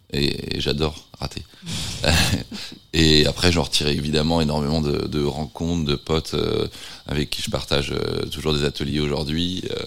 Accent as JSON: {"language": "French", "town": "Nantes", "region": "Pays de la Loire", "country": "France", "tie": "born or raised there", "also_born_or_lived": "London / San Francisco", "moved": "yes"}